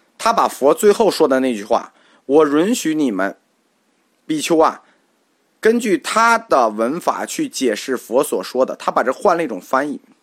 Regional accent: China; 这句话对我们中国人来说没问题

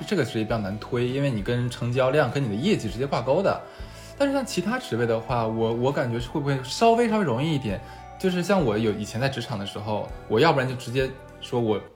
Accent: Harbin, Heilongjiang, China; moved away; 因为我是东北的，我酒量特别差

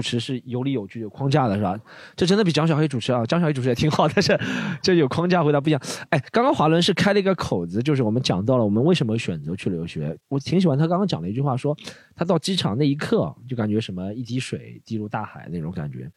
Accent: Shanghai, China; also born or lived in Melbourne; 我们上海人

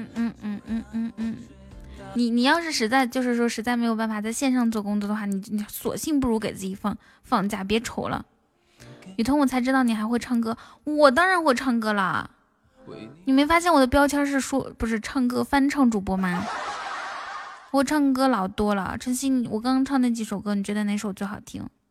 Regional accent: Inner Mongolia, China; also born or lived in Shanghai; 我是内蒙古人

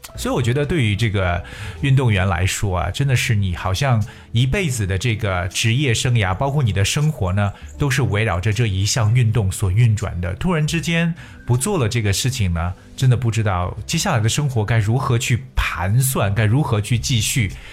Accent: China; 作为中国人来说，首先想到的一定是我们的李娜。

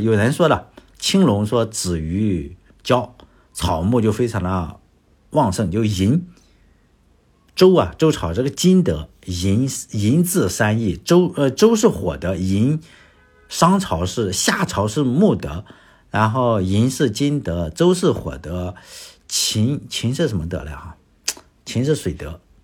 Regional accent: China; 我们中国人

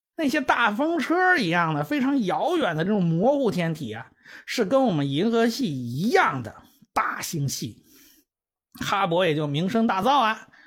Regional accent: China; 这是我们中国人的命名

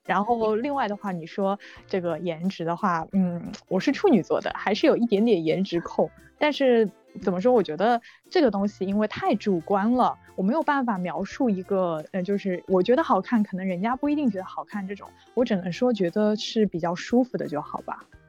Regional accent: Shanghai, China; also born or lived in United Kingdom; 我是来自上海的，九三年的。本科的时候是在上外

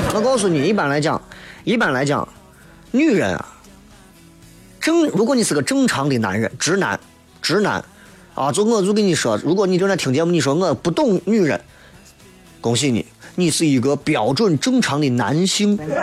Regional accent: Xi'an, Shaanxi, China; 我们西安人都常见的东西

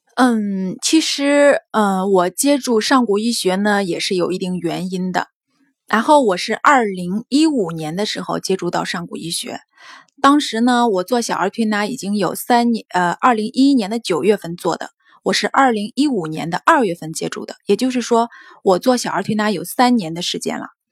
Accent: Henan, China; 我是河南那边的

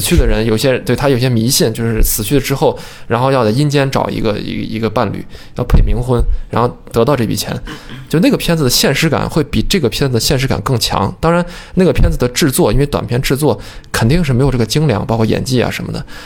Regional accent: China; 我们中国人传统还有一种想法，就是为富不仁

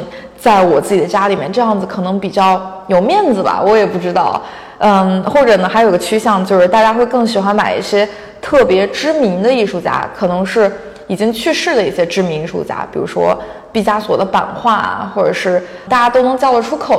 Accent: China; now in Los Angeles, United States; 我一个中国人在这开画廊，

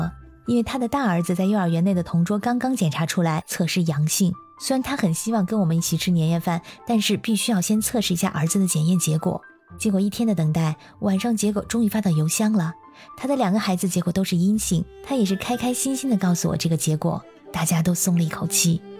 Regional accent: Shandong, China; now in Vienna, Austria; 虽然我是山东人，但是惭愧的很，我不会做饺子，

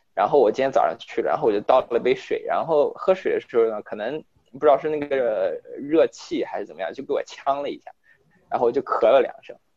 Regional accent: China; now in United States; 作为中国人

